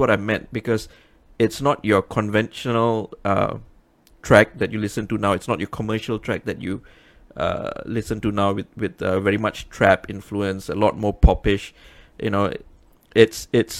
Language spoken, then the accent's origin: English; Penang, Malaysia; moved away as an adult; now in Selangor, Malaysia; I'm a hardcore Penangite. You know, I've been in Selangor for how many years now? 17 years